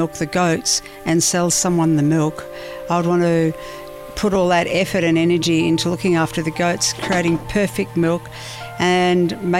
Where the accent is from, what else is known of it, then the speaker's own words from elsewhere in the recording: Warrnambool, Victoria, Australia; as kids, we lived in Warrnambool